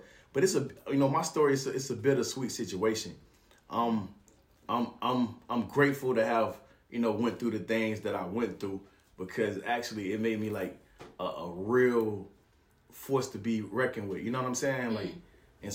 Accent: Macon, Georgia, United States; I was raised in Macon, Georgia

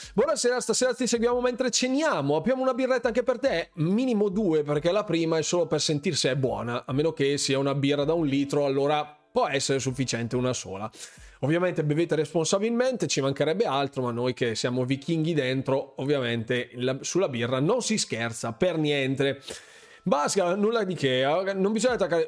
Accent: Bergamo, Lombardy, Italy; accent: Bergamasque; qui a Bergamo nella mia terra

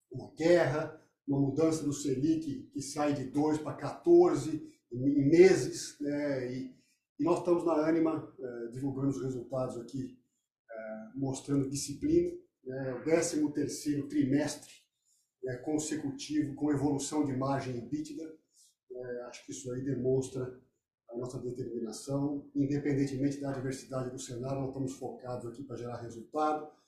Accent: Brazil; eu, como brasileiro

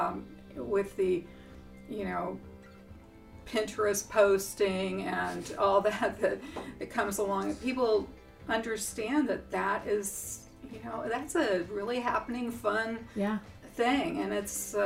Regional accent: North Dakota, United States; moved away as an adult; now in York, United States; I'm from North Dakota. Okay. Originally

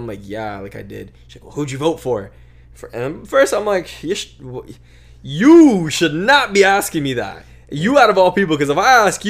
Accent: Vancouver, British Columbia, Canada; No, bro, I was born here. I was born in Vancouver.

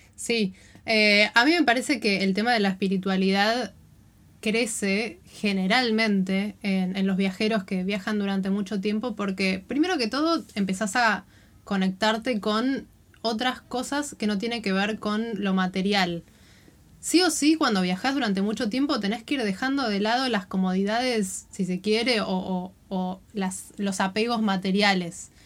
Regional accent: Buenos Aires, Argentina; moved away as an adult; yo me fui de Buenos Aires con 25 años

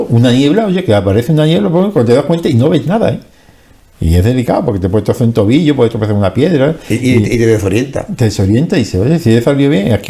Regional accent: Andalusia, Spain; yo voy a tirar para el sur, que es donde está mi pueblo, donde yo he salido

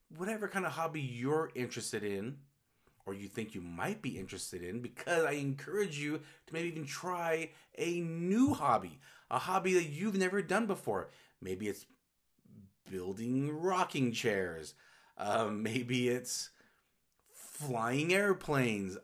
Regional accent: Utah, United States; the whole forty years I've lived in Utah.

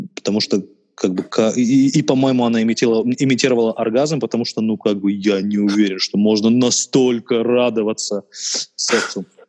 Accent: Khabarovsk, Khabarovsk Krai, Russia; я коренной хабаровчанин

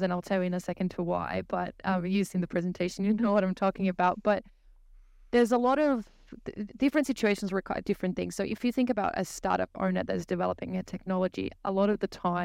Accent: Brazil; English is a second language; moved away as an adult; now in Hobart, Australia; I'm originally from Brazil, but I moved to Australia in 2016

